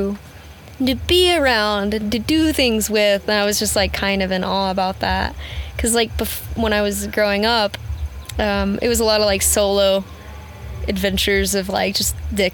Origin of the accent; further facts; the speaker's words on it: Kentucky, United States; moved away as an adult; also born or lived in Moab, Utah; I grew up in Kentucky. I'm born and raised in Kentucky.